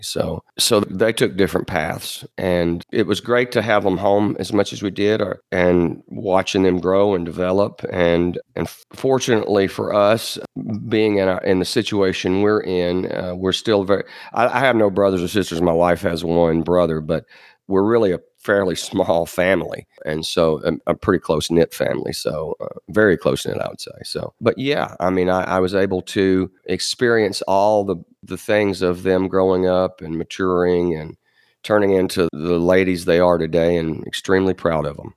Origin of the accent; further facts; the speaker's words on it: West Tennessee, United States; moved away as an adult; also born or lived in Nashville, Tennessee; We are both originally from West Tennessee